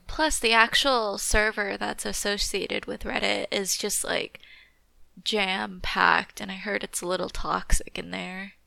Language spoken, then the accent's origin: English; California, United States; Growing up in California